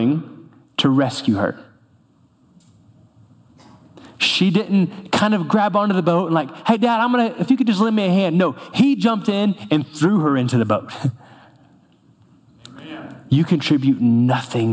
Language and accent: English; North Florida, United States; moved away; I grew up in North Florida